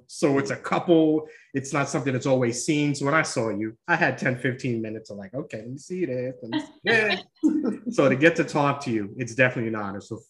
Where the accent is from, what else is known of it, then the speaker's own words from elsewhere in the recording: New York, United States; also born or lived in New Jersey; now in Florida, United States; I'm a New Yorker at heart. So I miss New York.